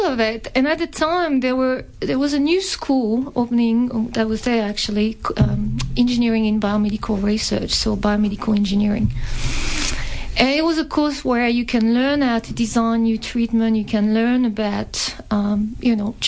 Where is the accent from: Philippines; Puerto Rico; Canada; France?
France; accent: French; English is a second language; moved away as an adult; also born or lived in Clermont-Ferrand, France; now in Melbourne, Australia; as you can tell from the accent, I was born in France and I studied in France